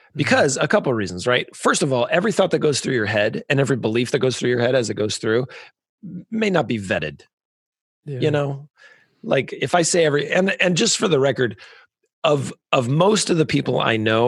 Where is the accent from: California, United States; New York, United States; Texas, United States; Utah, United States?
California, United States; moved away as an adult; "Oh, California."